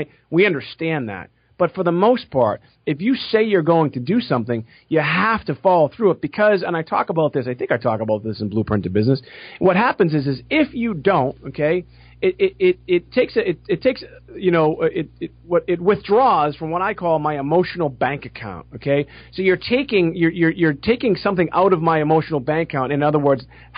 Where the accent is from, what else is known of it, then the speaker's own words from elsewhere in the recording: Boston, Massachusetts, United States; I'm from Boston.